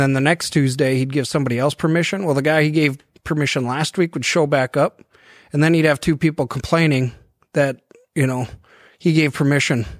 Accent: Devils Lake, North Dakota, United States; moved away; also born or lived in Chaska, Minnesota; I grew up in Devil's Lake and I don't get home that much

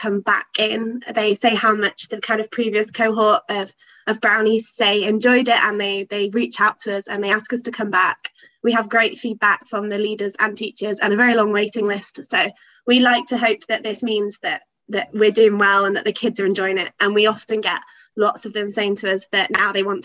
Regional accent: Loughborough, East Midlands, United Kingdom; moved away as an adult; now in Durham, United Kingdom; I'm from Loughborough in the Midlands, so about 3 hours south of Durham

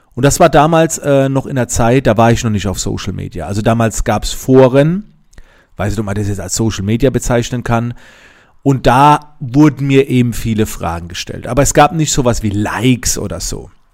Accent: Germany; wie ich herkomme in Monheim

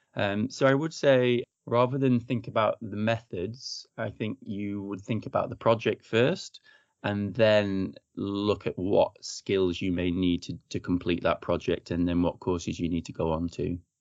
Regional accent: Chorley, North West England, United Kingdom; moved away as an adult; also born or lived in London / Croydon / Brighton / New Zealand; now in Bath, United Kingdom; originally, I'm from the Northwest. I'm from Chorley, Lancashire

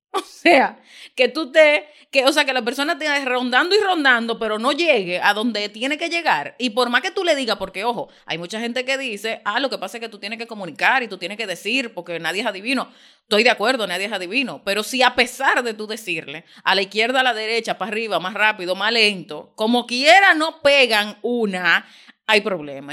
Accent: Dominican Republic; yo no tengo ningún interés de que me llamen otra cosa que no sea dominicana.

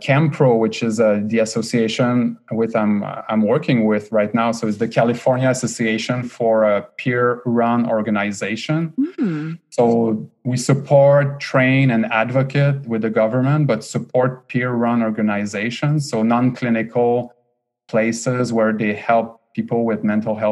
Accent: Quebec City, Quebec, Canada; accent: French-Canadian; first language French; English is a second language; moved away as an adult; also born or lived in Montreal / Boston; now in Bay Area, United States; I was born and raised in Quebec City in Canada. So French Canadian.

